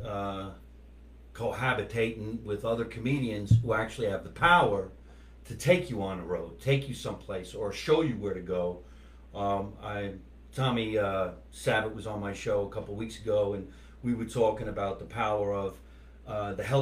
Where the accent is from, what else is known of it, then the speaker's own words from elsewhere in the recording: New Jersey, United States; moved away; I'm an Italian kid from New Jersey